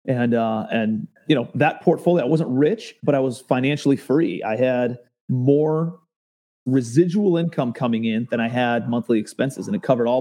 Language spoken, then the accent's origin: English; Cleveland, Ohio, United States; I'm a kid from Cleveland, Ohio, born blue collar suburbs